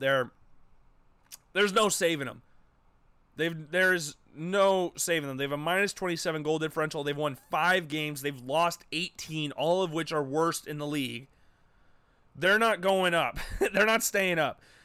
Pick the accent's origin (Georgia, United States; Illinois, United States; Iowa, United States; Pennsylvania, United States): Iowa, United States; Urbandale; also born or lived in Des Moines, Iowa; as a native Iowan, born and raised in the state of Iowa, born and raised, I was born in Des Moines. We moved to Urbandale when I was just about to enter first grade